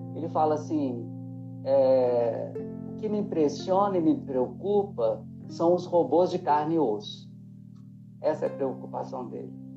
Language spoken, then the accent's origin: Portuguese; Diamantina, Minas Gerais, Brazil; moved away; Eu também sou do interior, é, mais da metade da minha vida eu já saí de Diamantina